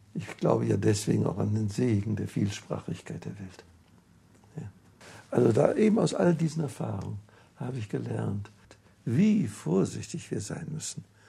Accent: Wrocław, Lower Silesian Voivodeship, Poland; moved away; Ich bin im Breslauer, in Breslau aufgewachsen.

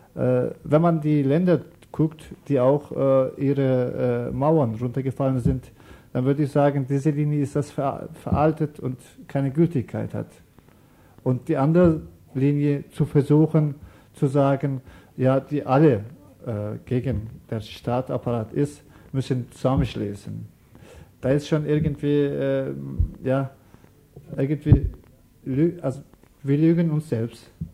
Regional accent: Turkey; German is a second language; now in Germany; wir kommen aus der Türkei

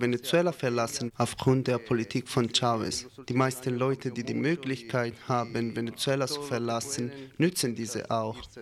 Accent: Italy; Ich als Italiener bin, bin, um die Situation von meinem Land besorgt

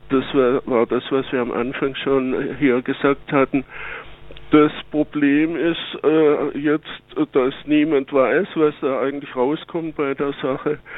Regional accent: Baden-Württemberg, Germany; ich bin ja Schwabe, wie man sicherlich hört

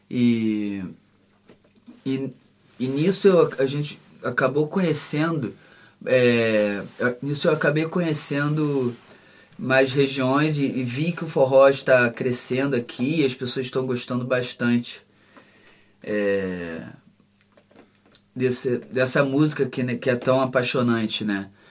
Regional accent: Rio de Janeiro, Brazil; moved away as an adult; eu sou natural do Rio de Janeiro, nascido no Rio de Janeiro. E eu vim aqui para a Europa

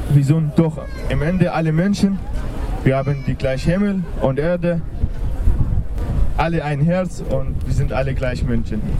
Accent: Aleppo, Aleppo Governorate, Syria; now in Freiburg, Germany; Ich komme aus Syrien, aus Aleppo. Ich bin richtig dankbar, dass meine Familie und ich einen, hier in Freiburg einen sicheren Platz gefunden

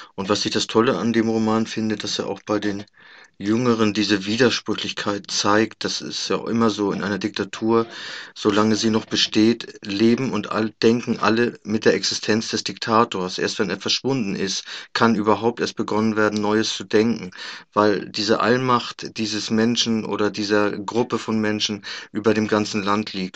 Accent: Germany; wir als Deutsche Deutsche

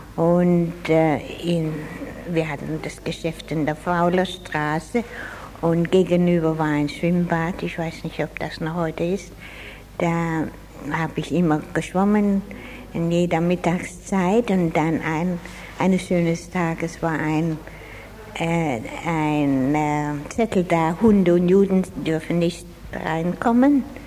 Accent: Freiburg, Baden-Württemberg, Germany; moved away as an adult; now in Australia; Ich bin in Freiburg geboren und habe 25 Jahre hier gelebt.

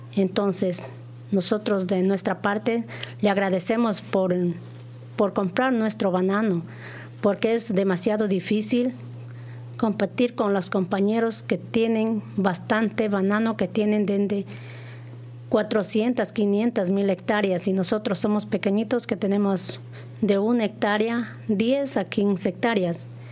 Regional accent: Ecuador; nosotros somos de allá de Ecuador, los más pequeñitos

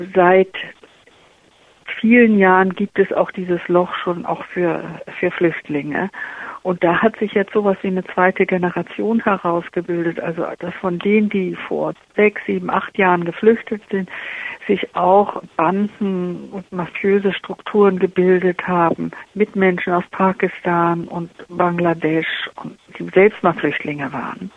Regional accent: Germany; Ich als Deutsche

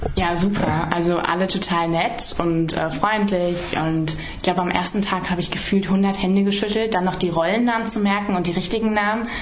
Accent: Emmendingen, Baden-Württemberg, Germany; also born or lived in Emden; ich bin in Emden geboren und dann sind wir in ein Dorf gezogen, das äh, in Windenreute

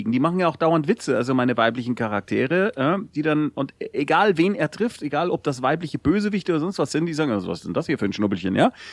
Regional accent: Bavaria, Germany; es ist genauso wie man von mir als Bayer annimmt, ich würde immer Fußball mögen und grundsätzlich Lederhosen tragen und sehr viel Bier trinken.

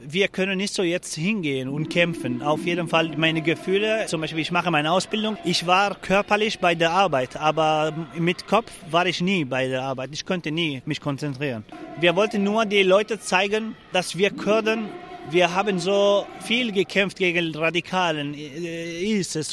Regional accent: Afrin, Aleppo Governorate, Syria; German is a second language; moved away as an adult; also born or lived in Germany; now in Freiburg, Germany; Ich komme aus Afrin und äh, ich komme aus einem Dorf, heißt Haftaro

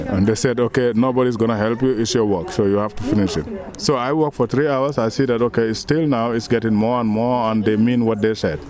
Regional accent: Gambia; moved away as an adult; also born or lived in Germany; I come from the Gambia in uh, 2000, year 2000

